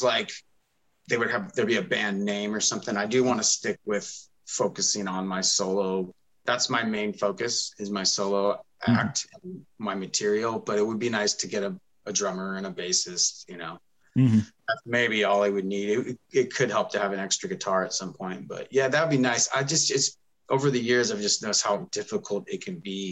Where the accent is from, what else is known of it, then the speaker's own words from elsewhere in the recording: Bellevue, Washington, United States; I grew up in Bellevue, which is probably one of the other bigger cities now since it's been growing